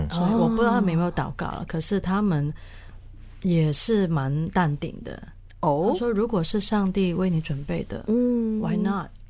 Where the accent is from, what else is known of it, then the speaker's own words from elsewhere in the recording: Hong Kong; moved away as an adult; now in Taiwan; Sorry，呀我是香港人。